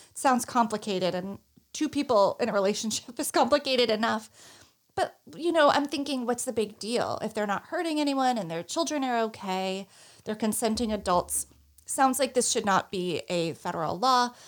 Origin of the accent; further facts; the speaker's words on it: Northeast, United States; I'm from the Northeast